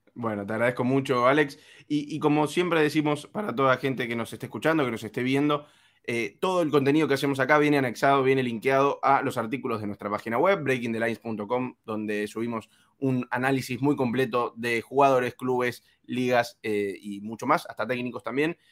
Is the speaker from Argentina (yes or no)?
yes; Argentina; soy argentino